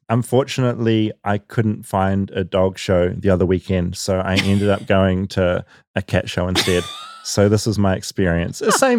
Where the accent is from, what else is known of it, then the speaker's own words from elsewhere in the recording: New Zealand; accent: New Zealand; moved away; I'm from New Zealand. It's the accent.